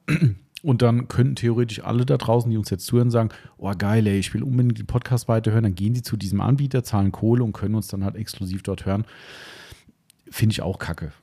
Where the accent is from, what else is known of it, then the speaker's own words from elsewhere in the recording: Hessians, Hesse, Germany; also born or lived in Idstein; als Hessen